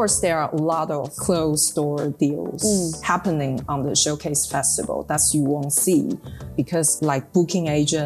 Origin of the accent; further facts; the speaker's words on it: Taipei, Taiwan; also born or lived in Netherlands / United Kingdom; we are from Taipei